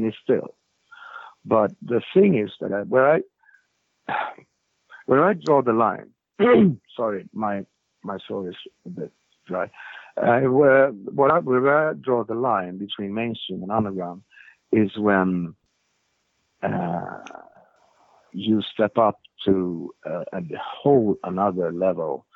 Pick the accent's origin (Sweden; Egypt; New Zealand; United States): Sweden; I'm from Sweden